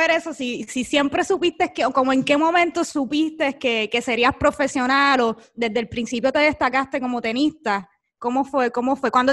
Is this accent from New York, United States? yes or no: no; Miami, Florida, United States; first language Spanish; also born or lived in Puerto Rico; yo nací en Puerto Rico, pero me crié aquí en Miami por tema de negocio.